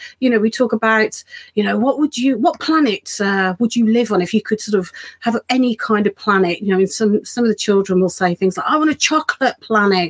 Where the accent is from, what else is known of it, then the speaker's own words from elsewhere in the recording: Birmingham, West Midlands, United Kingdom; moved away as an adult; now in Bridgnorth, United Kingdom; I am actually from Birmingham originally, so I sort of was brought up and did all my schooling and so on. Just until my early 20s